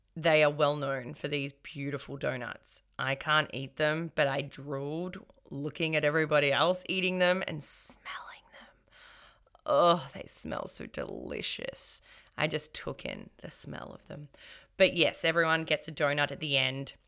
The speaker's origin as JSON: {"language": "English", "town": "Melbourne", "region": "Victoria", "country": "Australia", "tie": "born or raised there", "said": "born and raised in Melbourne"}